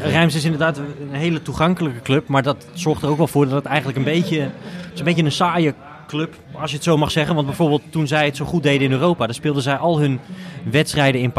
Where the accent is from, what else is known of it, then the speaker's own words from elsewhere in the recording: Utrecht, Netherlands; wij als Utrechters